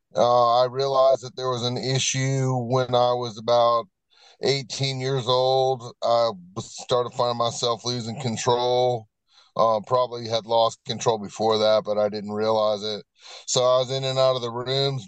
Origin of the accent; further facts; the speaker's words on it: Virginia Beach, Virginia, United States; now in Hickory, United States; I am uh, originally from Virginia Beach, Virginia, and I've been living in Hickory, North Carolina since 1995